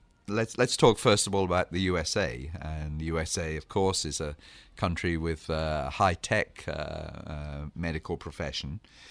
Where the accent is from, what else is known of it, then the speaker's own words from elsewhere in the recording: England, United Kingdom; now in United States; And coming back to where I came from England, the CT scan rate is much, much less.